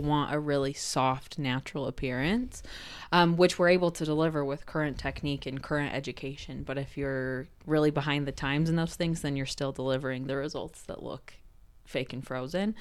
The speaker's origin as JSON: {"language": "English", "area": "Cache Valley", "region": "Utah", "country": "United States", "tie": "born or raised there", "said": "being in Cache Valley, where I'm born and raised"}